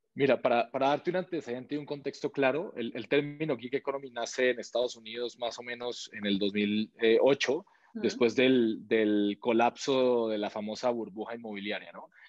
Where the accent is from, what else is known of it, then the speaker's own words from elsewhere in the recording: Colombia; moved away as an adult; now in Mexico; yo soy de Colombia, yo llevo siete años y medio aquí en México